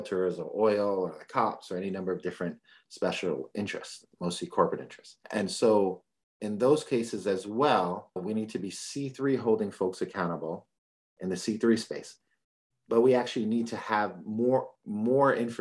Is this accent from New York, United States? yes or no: yes; New York City, New York, United States; now in California, United States; I'm from the Bronx.